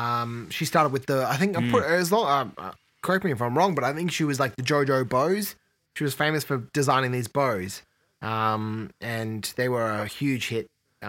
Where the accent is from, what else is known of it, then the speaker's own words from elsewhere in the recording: Australia; And being Australian too, I think we'll see that happen.